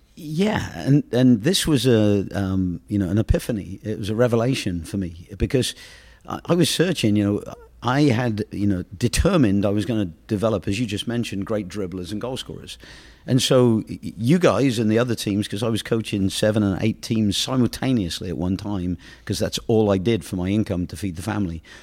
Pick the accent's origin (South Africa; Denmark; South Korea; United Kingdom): United Kingdom; England; moved away; being as I'm from England